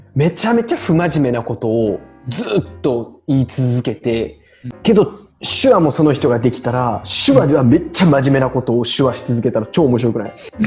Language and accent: Japanese; Kansai, Japan; accent: Kansai dialect; 標準語と関西弁の間ぐらいで話してんやろうなと思ってたけど